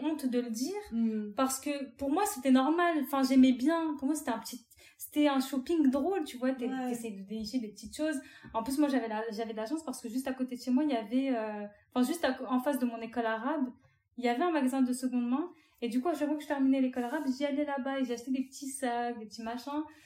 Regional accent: France; je suis algérienne, mes parents sont tous les deux algériens. Je suis née en France

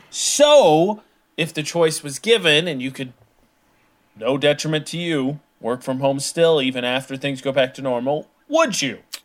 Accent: Midwest, United States; I'm from the Midwest.

